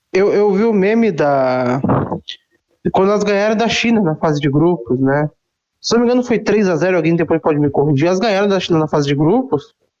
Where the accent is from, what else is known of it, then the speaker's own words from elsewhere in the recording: Osasco, São Paulo, Brazil; eu sou de Osasco